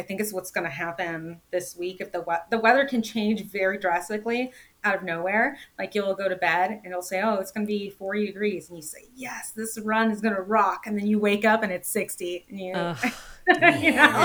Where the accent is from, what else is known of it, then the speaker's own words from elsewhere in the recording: Orlando, Florida, United States; I am from Florida